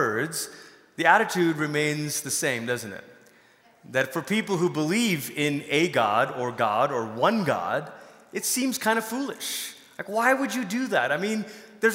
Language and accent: English; Malaysia; moved away; I grew up in Malaysia.